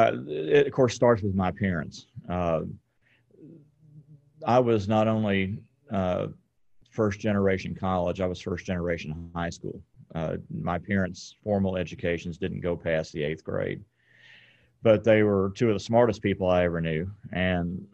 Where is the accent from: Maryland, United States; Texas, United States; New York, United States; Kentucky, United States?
Kentucky, United States; Hopkinsville; Hopkinsville, which is in western Kentucky, in far western Kentucky